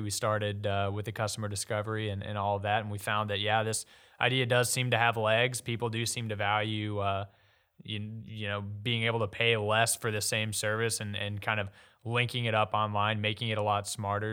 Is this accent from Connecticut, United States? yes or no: no; Jessamine County / Lexington area, Kentucky, United States; now in Louisville, United States; went to high school at West Jessamine High School